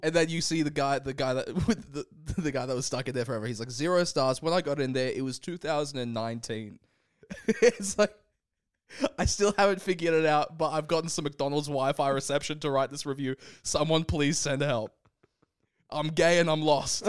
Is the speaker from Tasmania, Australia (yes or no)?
no; Brisbane, Queensland, Australia; moved away; we're both from Brisbane. We're both Brisbane boys, and we want to check in with our home city every now and again.